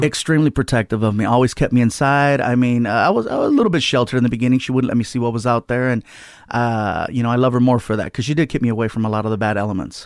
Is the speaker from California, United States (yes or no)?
yes; Long Beach, California, United States; also born or lived in San Diego; Long Beach is where I grew up. Uh, I started off in San Diego, you know, lived, spent most of my life in Long Beach